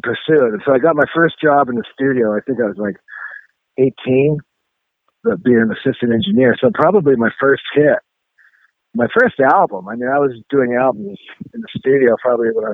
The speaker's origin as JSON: {"language": "English", "country": "Canada", "tie": "born or raised there", "said": "I'm from Canada. I remember being in high school"}